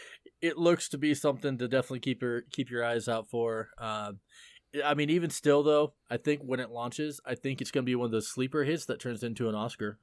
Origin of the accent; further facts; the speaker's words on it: Pacific Northwest, United States; I mean, I'm kind of you know, you we're from the Northwest, so of course, you know, we have Northwest pride.